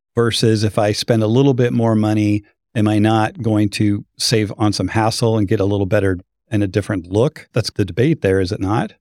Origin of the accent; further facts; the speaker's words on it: Boise, Idaho, United States; moved away; I'm from Boise